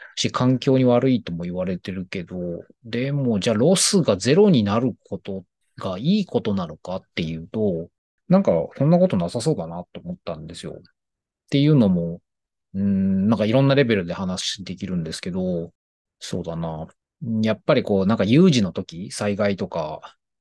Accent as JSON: {"language": "Japanese", "region": "Tokyo", "country": "Japan", "tie": "born or raised there", "said": "地元が東京の高円寺"}